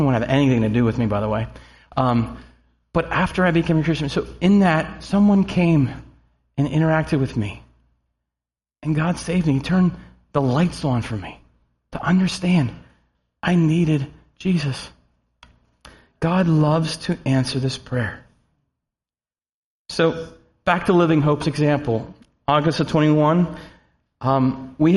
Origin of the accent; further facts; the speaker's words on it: Snyder County, Pennsylvania, United States; also born or lived in Harrisburg, Pennsylvania; now in Mechanicsburg, United States; I was born in Harrisburg and lived in Mechanicsburg for a couple of months before my family moved back up into Snyder County